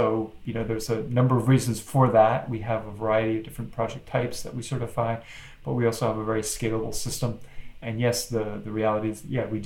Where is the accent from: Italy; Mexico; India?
Mexico; moved away; I was born and raised in Mexico, so I speak Spanish.